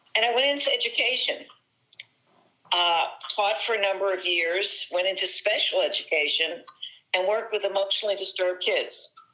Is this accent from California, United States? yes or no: no; New Jersey, United States; I do rely heavily on on my excuse me my Italian uh, New Jersey background